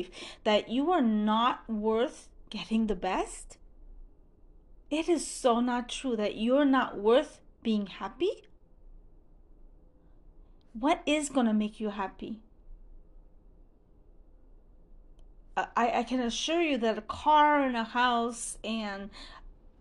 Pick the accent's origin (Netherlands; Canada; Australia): Canada; Montreal, Quebec; first language French; English is a second language; I'm Francophone. I'm from Montreal, Canada